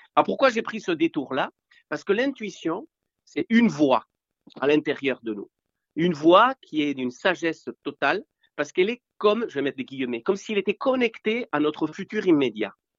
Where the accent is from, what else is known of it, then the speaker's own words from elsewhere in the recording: Spain; moved away; je viens de l'Espagne post-franquiste et moi, à l'époque, soit tu naissais dans une famille riche, soit tu naissais dans une, naissais, pardon, dans une famille pauvre. Donc nous, on était pauvres.